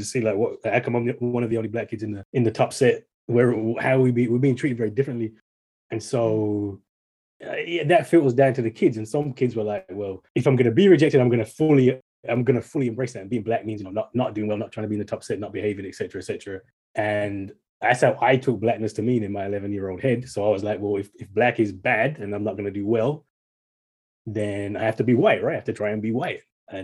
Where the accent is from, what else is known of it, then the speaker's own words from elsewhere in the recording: Birmingham, West Midlands, United Kingdom; I was born in Birmingham, in the UK, but my dad is Jamaican. My dad retired back to Jamaica just last year. And my mom was born in Manchester, but she's half, her dad's Jamaican and her mom is English.